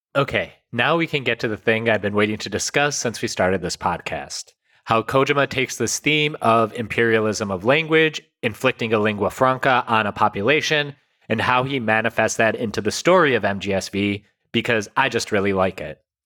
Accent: United States; my parents came in the 60s, but like when I was born, like the emphasis on us was you must learn English because that's how you're going to succeed in America

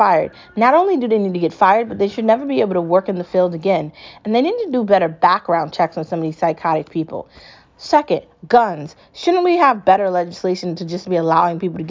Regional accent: United States

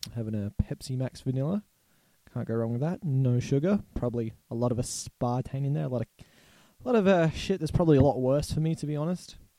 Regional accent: Australia; accent: Australian; also born or lived in Barossa Valley, South Australia; if it's not clear by my accent, I'm Australian. I live in South Australia in a nice little town called the Barossa Valley

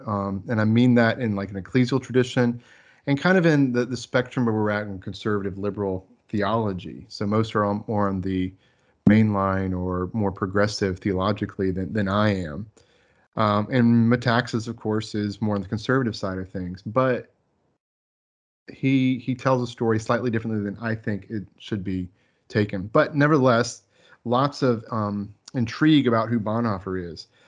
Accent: Florida, United States; moved away as an adult; now in Texas, United States; I grew up in Florida

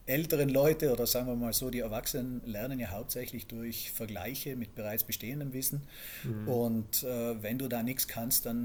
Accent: Iran; born there; ja ich bin okay. im Iran geboren und äh, ja.

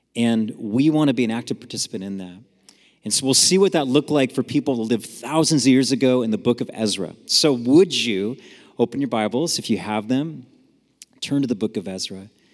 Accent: San Jose, California, United States; I grew up in San Jose, California, up north

